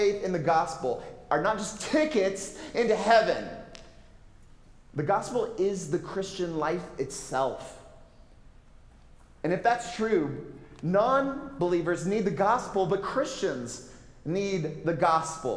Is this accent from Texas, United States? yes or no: yes; Texas, United States; I'm from Texas